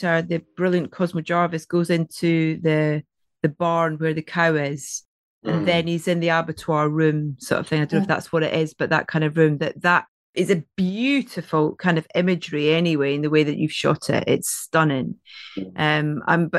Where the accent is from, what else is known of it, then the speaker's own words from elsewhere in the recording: Scotland, United Kingdom; accent: Scottish; It's my Scottish accent.